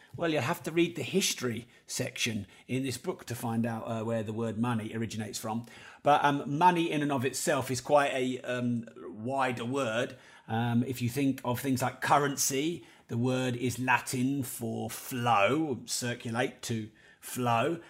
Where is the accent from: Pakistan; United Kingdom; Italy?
United Kingdom; Peterborough, East of England; I am from Peterborough